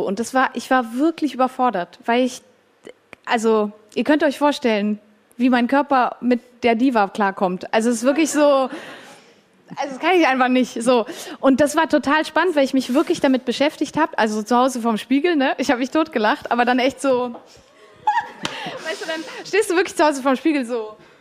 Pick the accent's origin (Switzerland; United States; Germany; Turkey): Switzerland; ich bin auch Schweizerin